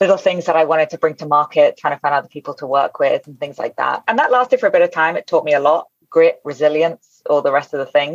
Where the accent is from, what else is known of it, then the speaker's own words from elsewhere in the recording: United Kingdom; we use it a lot in the UK